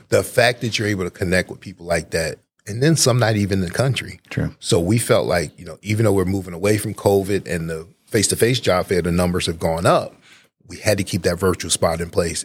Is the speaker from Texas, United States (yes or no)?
no; Newark, New Jersey, United States; moved away as an adult; also born or lived in West Virginia / Baltimore, Maryland; now in Georgia, United States; I'm originally from New Jersey. I'm a North New Jersey native